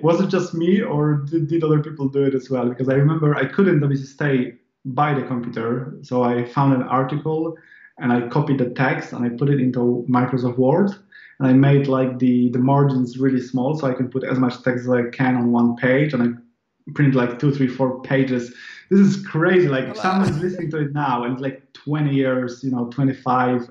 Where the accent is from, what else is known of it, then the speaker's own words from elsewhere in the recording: Poland; English is a second language; I'm not a native English speaker. I'm Polish. I was born in Poland.